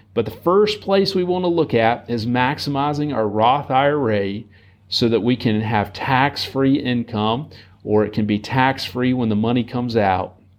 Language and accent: English; United States; as American citizens. And here in our country